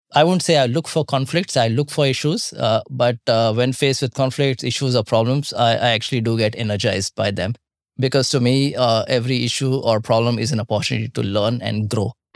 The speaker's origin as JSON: {"language": "English", "country": "India", "tie": "born or raised there", "said": "growing up in India"}